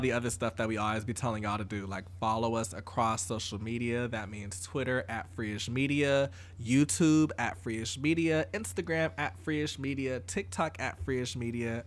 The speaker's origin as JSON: {"language": "English", "town": "Atlanta", "region": "Georgia", "country": "United States", "tie": "born or raised there", "said": "growing up in Atlanta"}